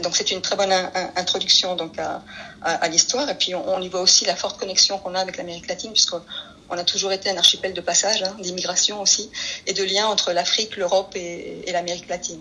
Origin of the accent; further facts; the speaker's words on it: Paris, Île-de-France, France; moved away as an adult; also born or lived in Atlantic island (likely Canary Islands); now in Spain; je suis espagnole, mais mes grands-parents ont, et mes parents ont émigré en France, à Paris, dans le 11e arrondissement exactement, quand j'étais petite. J'ai fait toute ma scolarité euh, là, je suis ex-parisienne